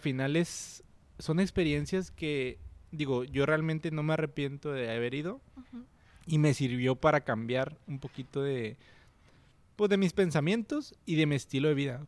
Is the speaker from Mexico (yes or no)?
yes; Monterrey, Nuevo León, Mexico; yo soy de Monterrey